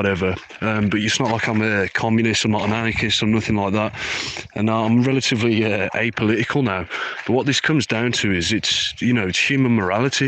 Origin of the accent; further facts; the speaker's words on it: Birmingham, West Midlands, United Kingdom; I'm from Birmingham. A lot of ISIS fighters come from my city